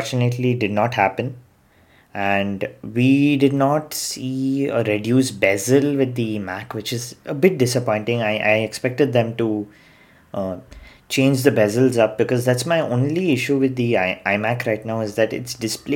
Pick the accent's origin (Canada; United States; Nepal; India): India; as Indian